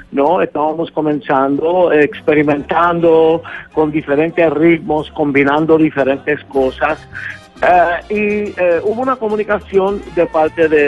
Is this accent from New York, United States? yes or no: yes; Brooklyn, New York, United States; born there; Yo nací en Brooklyn, Nueva York, de padres puertorriqueños